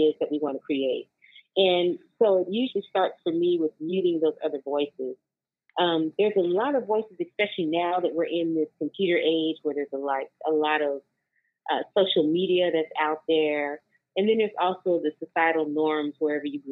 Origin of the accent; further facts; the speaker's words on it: Oklahoma City, Oklahoma, United States; moved away as an adult; now in Oakland, United States; I was born and raised in Oklahoma City, Oklahoma. And for the past 20 years, I've grown and flourished here in Oakland, California